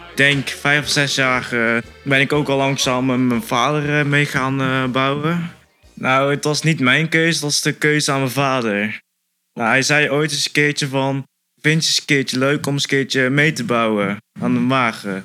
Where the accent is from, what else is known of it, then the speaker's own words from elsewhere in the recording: Roosendaal, North Brabant, Netherlands; ik kom uit Roosendaal. Nou, ik ben ook Roosendaal geboren.